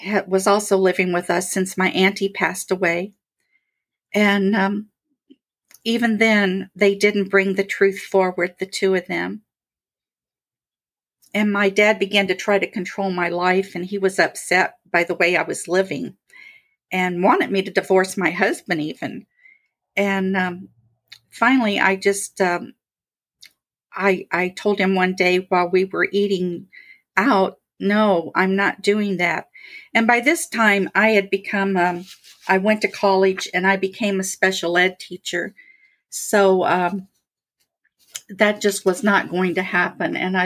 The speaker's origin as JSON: {"language": "English", "region": "Indiana", "country": "United States", "tie": "born or raised there", "also_born_or_lived": "Navajo Reservation", "moved": "as an adult", "said": "I resigned from teaching after 15 years near my hometown in Indiana"}